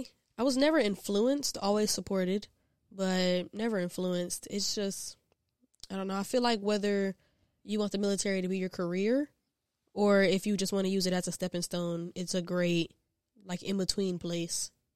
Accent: Columbia, South Carolina, United States; I am from Columbia, South Carolina, not too far from here. I grew up as a military brat, only child, and yeah, it's not much to tell.

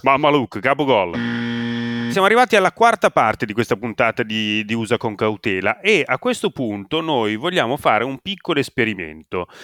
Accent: Italy; accent: Italian; moved away as an adult; now in Somerville, United States; il mio accento

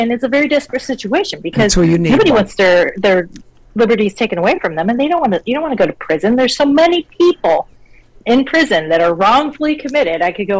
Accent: Colorado Springs, Colorado, United States; born there; So I was born in Colorado Springs. My book is set in Denver, so I tried to get back there. But I was I moved around a whole bunch.

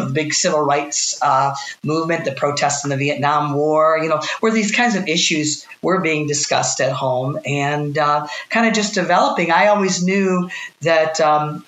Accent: Southfield, Michigan, United States; I'm from the metropolitan Detroit area. I grew up in Southfield, and I've spent my whole life in Michigan

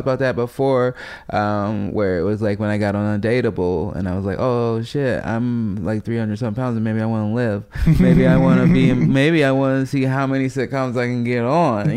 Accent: Chicago, Illinois, United States; chubby poor kid growing up in South Side of Chicago

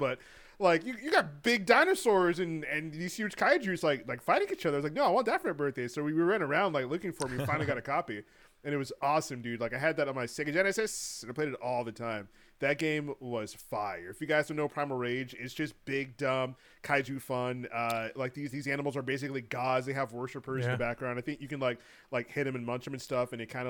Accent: Miami, Florida, United States; When I was growing up in Miami, there was a big old spot, a really hot spot to have your birthday and to hang out.

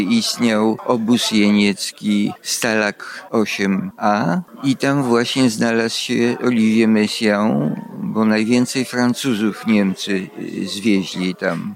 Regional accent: Vilnius, Vilnius County, Lithuania; now in Kraków, Poland; pochodzę z Wilna, jeszcze zdążyłem się urodzić

